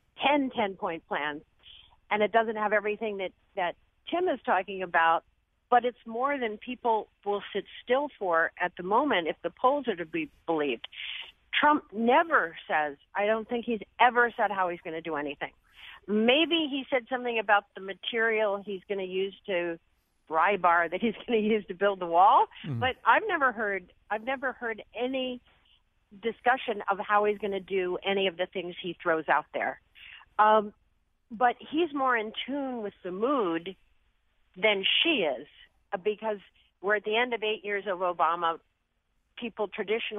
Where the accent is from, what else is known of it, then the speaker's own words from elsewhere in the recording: Harrisburg, Pennsylvania, United States; moved away; I went to my hometown of Harrisburg, Pennsylvania